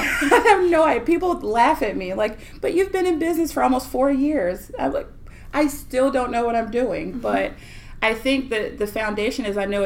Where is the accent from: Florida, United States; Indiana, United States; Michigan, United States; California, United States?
Florida, United States; born there; also born or lived in New York; I was born in Florida. When we moved from Florida to New York and came back